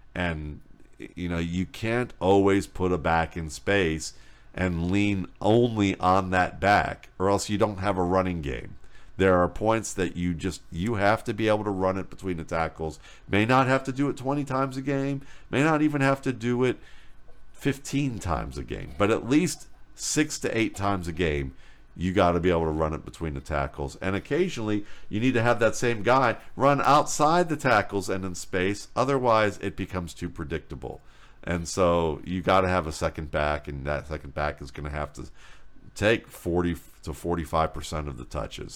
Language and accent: English; Cleveland, Ohio, United States; I'm from Cleveland